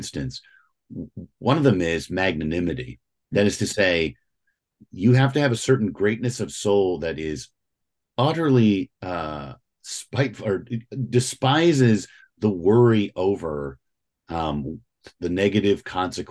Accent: St. Louis, Missouri, United States; now in Northern Virginia, United States; I'm originally from St. Louis, Missouri.

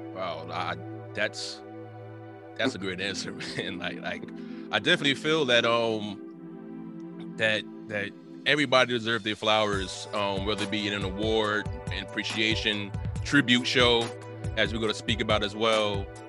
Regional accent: Teaneck, New Jersey, United States; I'm from Teaneck. Went through the whole entire Teaneck public school system

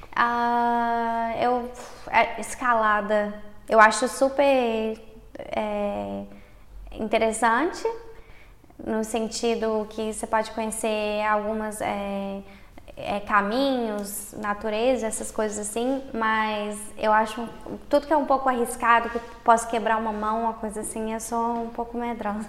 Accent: Belo Horizonte, Minas Gerais, Brazil; moved away as an adult; now in Hamburg, Germany; eu sou de Belo Horizonte, de Minas Gerais, sudeste do Brasil. É, eu moro na Alemanha desde 2019

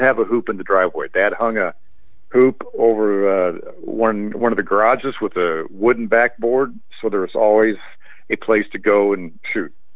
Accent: Indianapolis, Indiana, United States; just growing up in Indiana in Indianapolis

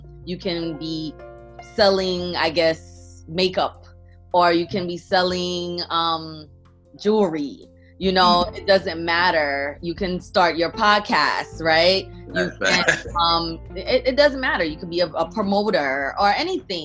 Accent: New York City, New York, United States; also born or lived in Port-au-Prince, Haiti; I am from Brooklyn, New York, but I was actually born in Haiti, Port-au-Prince, Haiti. I came here as a young kid. I believe I was second grade, whatever age that was. And I've been, you know, in Brooklyn ever since.

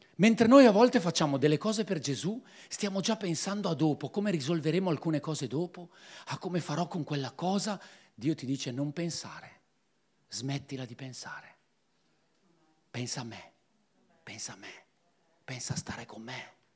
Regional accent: Piedmont, Italy; Io sono un piemontese puro di razza

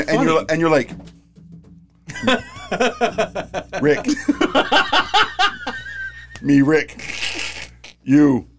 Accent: Michigan, United States; moved away as an adult; Because when I tell people I'm from Michigan, I always tell them, like, yep, I'm from Michigan.

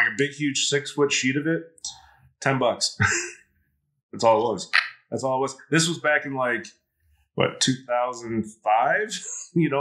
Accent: Detroit, Michigan, United States; also born or lived in Denver; I love my city of Detroit

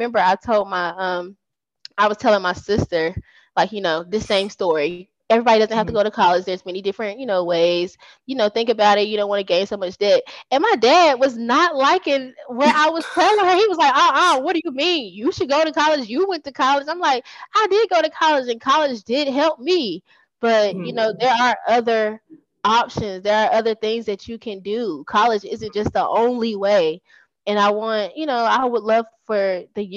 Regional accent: Fayetteville, North Carolina, United States; moved away as an adult; I love where I'm from. I'm from Fayetteville, North Carolina.

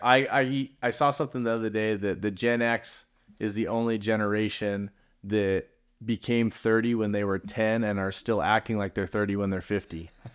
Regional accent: San Clemente, California, United States; also born or lived in San Francisco / Manhattan Beach / Redondo Beach / Huntington Beach; I grew up in San Clemente. I've been there since I was in junior high school

